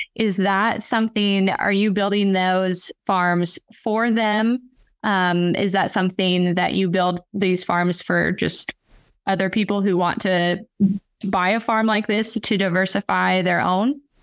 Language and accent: English; Western Kansas, United States; moved away; I'm from Western Kansas originally